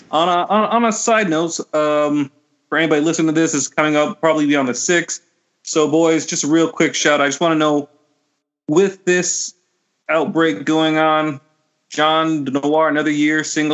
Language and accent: English; Burlington, Ontario, Canada; growing up in Burlington, growing up as a child, like in like suburbs on Ontario